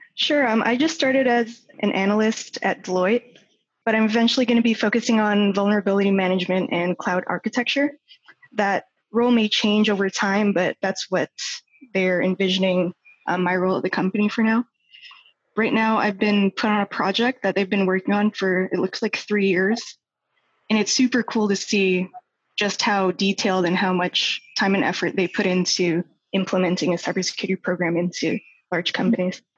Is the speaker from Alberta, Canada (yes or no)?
no; Toronto, Ontario, Canada; moved away as an adult; also born or lived in Vancouver / Calgary; I was born and raised in Toronto, and that's where I currently am.